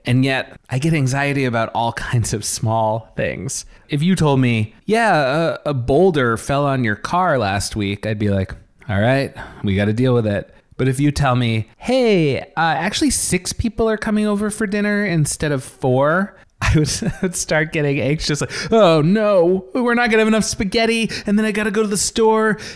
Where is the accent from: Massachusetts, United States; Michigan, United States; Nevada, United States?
Massachusetts, United States; Boston; growing up in Boston